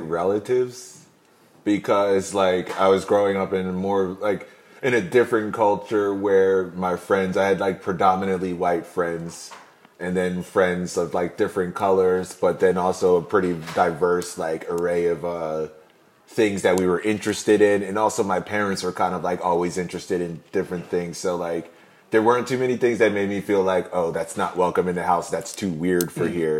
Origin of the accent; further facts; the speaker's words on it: Mount Laurel, New Jersey, United States; when I was growing up in Mount Laurel